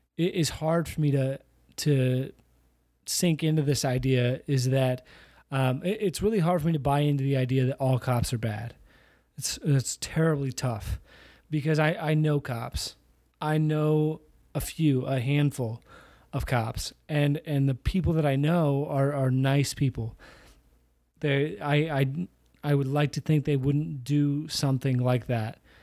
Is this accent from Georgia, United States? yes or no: no; Iowa, United States; I grew up in Iowa.